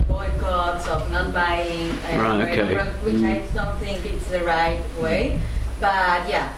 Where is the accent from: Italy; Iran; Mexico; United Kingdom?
Mexico; moved away; from Mexico.